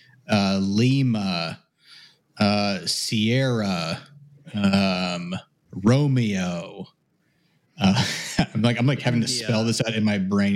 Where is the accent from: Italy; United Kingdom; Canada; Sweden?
Canada; now in United States; being like a Canadian in the U.S.